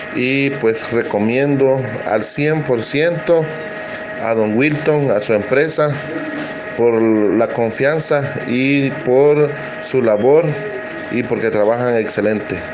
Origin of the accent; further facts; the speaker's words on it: El Salvador; soy del Salvador, Centroamérica